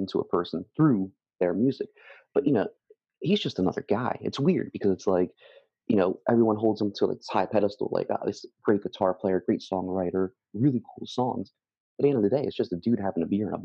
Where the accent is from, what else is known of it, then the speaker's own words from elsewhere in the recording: New Jersey, United States; born and raised in Jersey